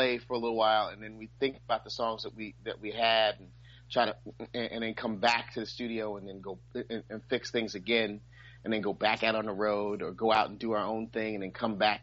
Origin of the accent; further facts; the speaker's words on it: New York City, New York, United States; I'm from Brooklyn